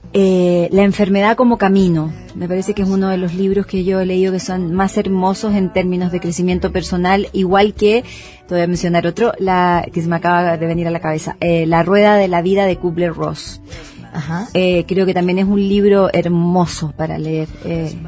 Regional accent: Chile; yo soy chilena

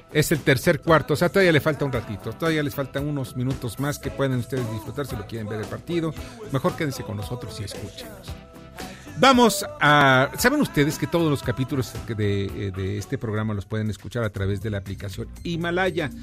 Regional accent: Mexico; Soy un mestizo como el 90 o el 80% de los mexicanos. Somos mestizos

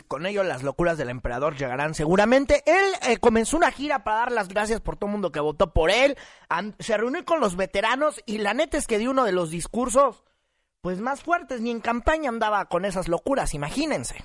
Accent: Mexico; como mexicanos

